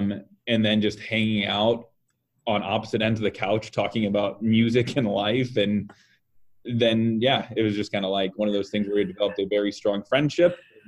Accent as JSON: {"language": "English", "region": "Nebraska", "country": "United States", "also_born_or_lived": "Louisville", "moved": "as an adult", "lives_now": "Omaha, United States", "said": "I am from Nebraska originally, and my first job out of college was working for Anheuser-Busch. And I traveled the U.S. for a bit and then ended up getting a position in Louisville."}